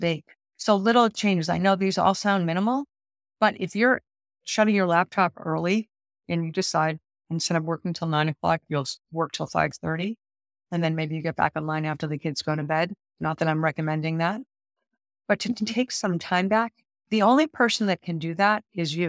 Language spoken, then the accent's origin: English; Boston, Massachusetts, United States; I'm from Boston, so I'm a proud Bostonian.